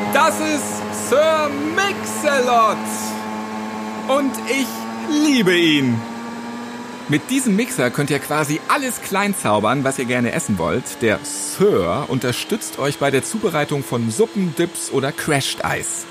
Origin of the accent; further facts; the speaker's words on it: Hamburg, Germany; Ich bin ja auch ähm, Hamburger.